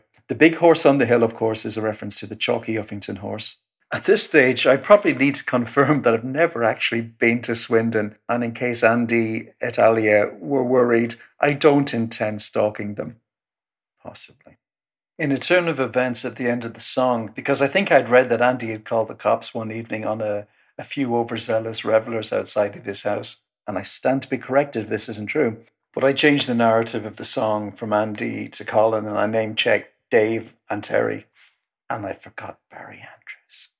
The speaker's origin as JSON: {"language": "English", "country": "Ireland", "also_born_or_lived": "North West England / Loughton", "said": "I'm a songwriter from Ireland, born in the northwest of England, lived in Loughton."}